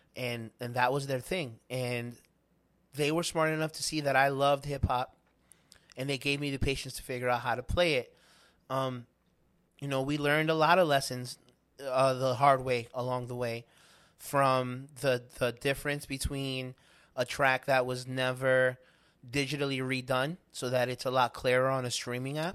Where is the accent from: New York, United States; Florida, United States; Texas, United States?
New York, United States; New York City; I grew up in Spanish Harlem